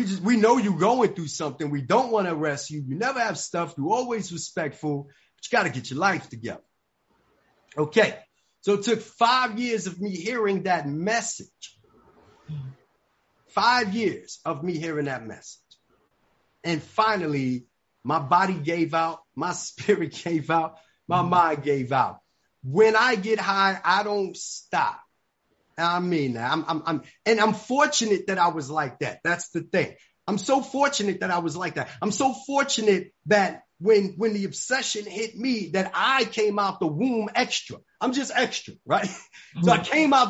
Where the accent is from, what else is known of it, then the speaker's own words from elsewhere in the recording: New York City, New York, United States; moved away as an adult; also born or lived in Atlanta, Georgia; I grew up in the Bronx, New York